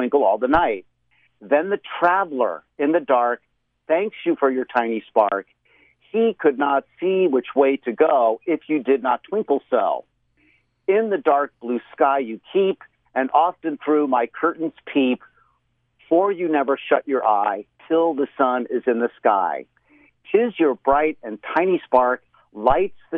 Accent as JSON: {"language": "English", "region": "Florida", "country": "United States", "tie": "born or raised there", "moved": "yes", "said": "when I was a kid, living in Florida, growing up in Florida in my early childhood years"}